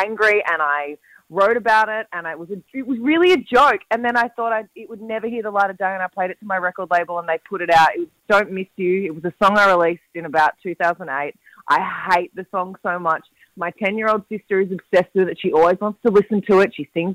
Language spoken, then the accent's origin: English; Gold Coast, Queensland, Australia; My hometown